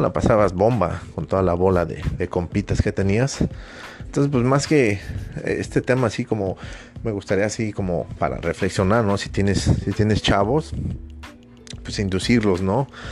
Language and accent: Spanish; Mexico; yo personalmente soy mexicano